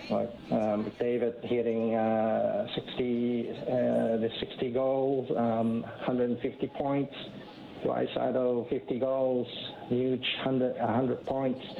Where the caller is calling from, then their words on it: Hong Kong; I'm calling from Hong Kong.